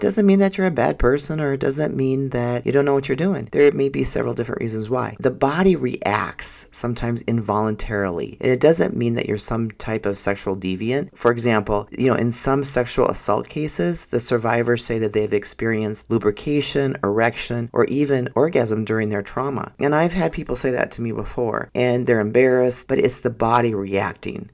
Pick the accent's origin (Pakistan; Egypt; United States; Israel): United States; Minnesota; I'm from Minnesota